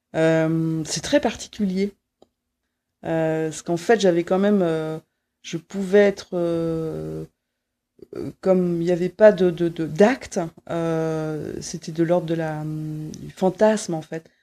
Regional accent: Quimper, Brittany, France; je suis née euh, en Bretagne, euh, voilà, dans, un, dans une ville qui s'appelle Quimper

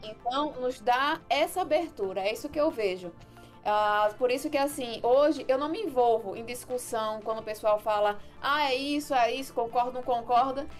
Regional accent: Rio Grande do Norte, Brazil; aqui onde eu moro, né, eu sou aqui do Rio Grande do Norte

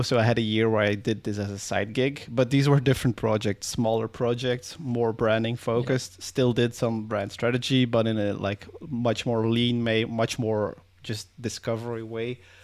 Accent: Belgium; I'm from Belgium.

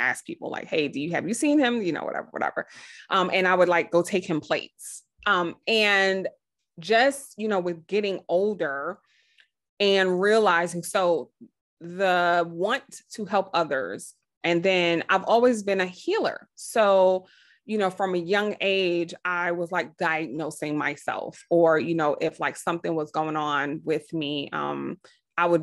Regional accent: New York City, New York, United States; I grew up, I'm from Brooklyn, New York in the 80s.

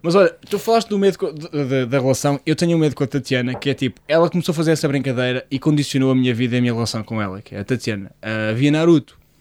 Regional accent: Portugal; a minha casa, onde eu cresci, na Lameiria, uma das zonas que eu cresci

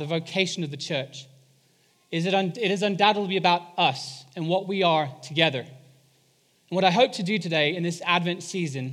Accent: England, United Kingdom; moved away; I am English

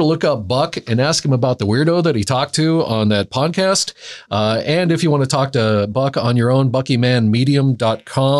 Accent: the Ozarks, United States; I'm from the Ozarks

